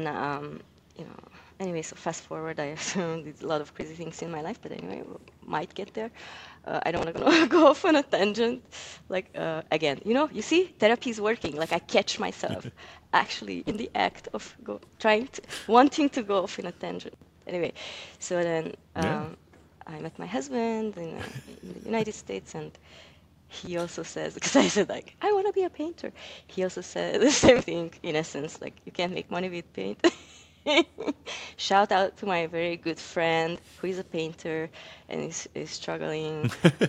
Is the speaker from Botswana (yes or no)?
no; Hungary; moved away; I'm from Hungary